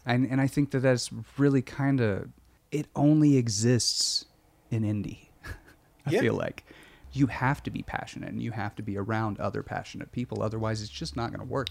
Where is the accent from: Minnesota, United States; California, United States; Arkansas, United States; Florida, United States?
Arkansas, United States; I grew up in Arkansas, Bible Belty